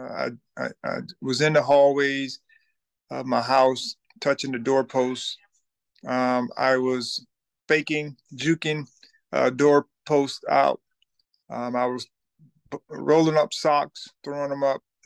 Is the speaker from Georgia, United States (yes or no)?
yes; Thomasville, Georgia, United States; I'm from Thomasville, Georgia